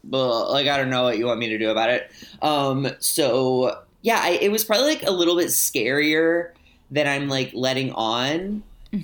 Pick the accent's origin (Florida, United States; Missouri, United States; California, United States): Missouri, United States; St. Louis; I grew up in St. Louis, which is like one of the bigger cities